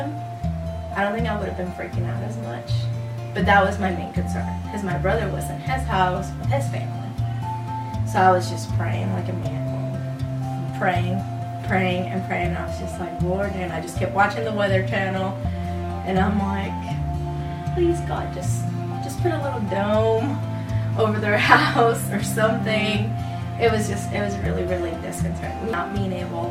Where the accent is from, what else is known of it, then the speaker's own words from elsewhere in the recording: Puerto Rico; moved away; I am from Puerto Rico. So my whole family's living over there.